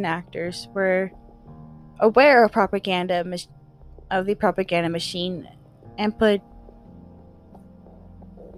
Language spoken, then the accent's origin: English; United States; I'm American